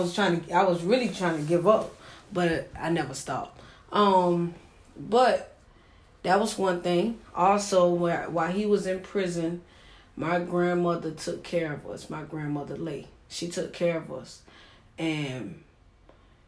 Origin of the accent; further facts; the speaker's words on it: Savannah, Georgia, United States; also born or lived in Maryland / Atlanta, Georgia; I'm from Savannah, Georgia, born and raised